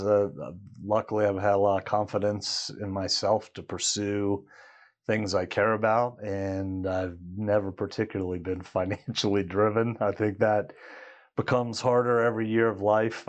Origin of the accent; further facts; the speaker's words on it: Washington, District of Columbia, United States; moved away as an adult; now in Colorado, United States; Growing up in Washington, D C area